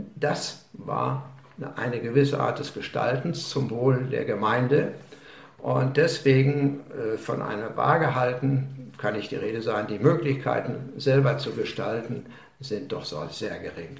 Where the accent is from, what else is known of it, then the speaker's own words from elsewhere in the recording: Lünen, North Rhine-Westphalia, Germany; moved away as an adult; also born or lived in Breslau / Billerbeck, Münsterland / Borken / Hamburg; bis 1964 lebte ich in Lünen, machte meine Schulausbildung